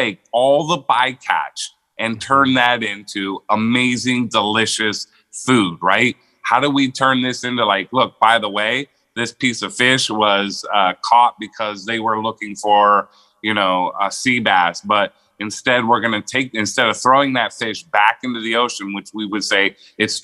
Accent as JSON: {"language": "English", "town": "Las Vegas", "region": "Nevada", "country": "United States", "tie": "born or raised there", "also_born_or_lived": "Pittsburgh, Pennsylvania", "moved": "as an adult", "lives_now": "San Diego, United States", "said": "So I moved to Vegas when I was 8 years old. I'm originally from Pittsburgh, Pennsylvania"}